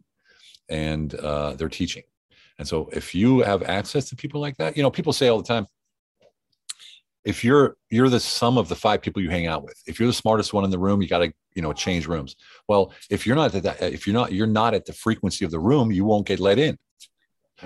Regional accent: United States; now in Europe; I live in Europe. I'm American.

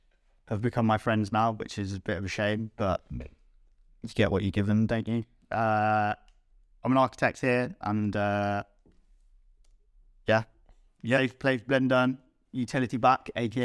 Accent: Birmingham, West Midlands, United Kingdom; moved away as an adult; now in Oslo, Norway; because I'm from Birmingham

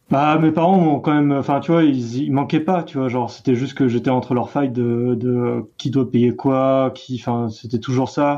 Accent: Brittany, France; moved away; Je viens de Bretagne.

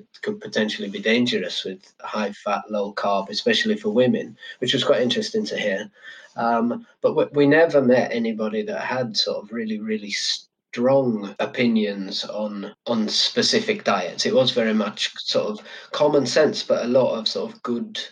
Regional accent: Yorkshire and the Humber, United Kingdom; moved away; also born or lived in London; I'm from Yorkshire

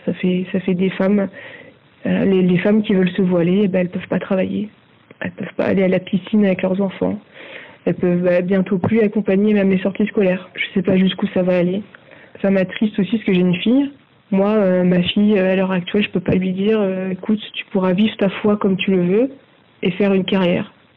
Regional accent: France; moi je suis française je suis très bien en France

